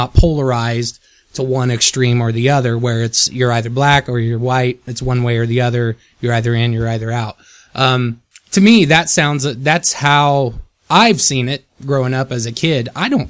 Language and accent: English; Midwest, United States; Yeah, I come from the Midwest.